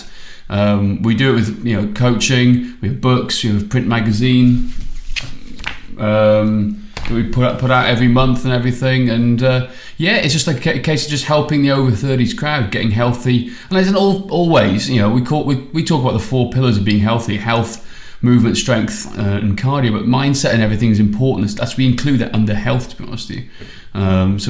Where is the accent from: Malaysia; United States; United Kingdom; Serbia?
United Kingdom; Welsh, Wales; now in Australia; I'm Welsh